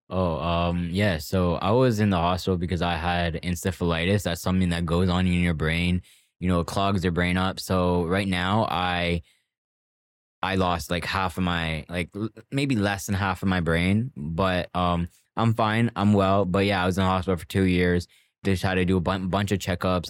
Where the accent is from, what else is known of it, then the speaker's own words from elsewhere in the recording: Toronto, Ontario, Canada; I grew up in Scarborough Port Union